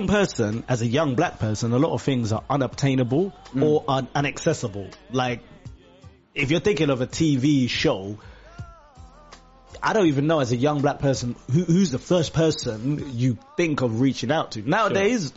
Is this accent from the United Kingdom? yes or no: yes; London, United Kingdom; also born or lived in Uganda / Edmonton; We grew up in East London, Walthamstow as well, and then moved to Edmonton